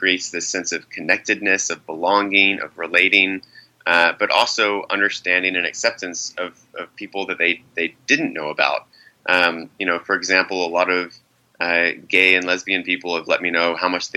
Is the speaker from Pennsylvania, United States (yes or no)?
no; Driftwood, Texas, United States; also born or lived in Brooklyn, New York City; now in New York City, United States; a gay teenager growing up in a small town in Texas